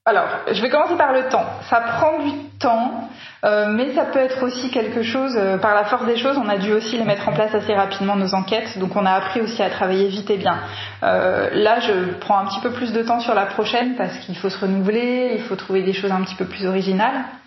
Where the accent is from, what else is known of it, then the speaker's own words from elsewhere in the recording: Paris, Île-de-France, France; on vient tous les deux de Paris